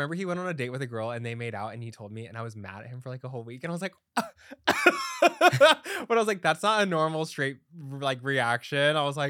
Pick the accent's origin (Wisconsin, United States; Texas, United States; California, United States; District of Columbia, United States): Texas, United States; Dallas; now in New York, United States; I'm from Dallas.